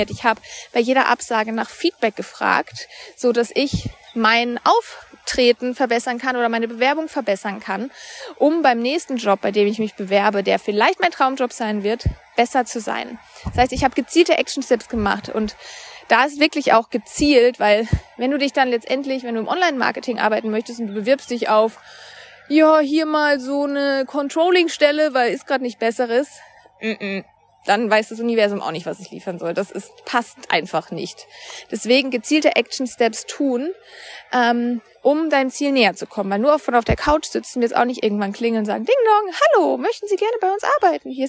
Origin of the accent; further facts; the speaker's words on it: Baden-Württemberg, Germany; now in Cologne, Germany; Mein Freund und ich haben uns dann irgendwann überlegt, wir wollen von Köln wieder in meine Heimat bei Freiburg ziehen